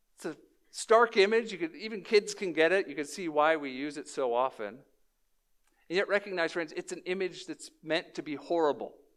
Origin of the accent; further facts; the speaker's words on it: New Orleans, Louisiana, United States; moved away; I was born in New Orleans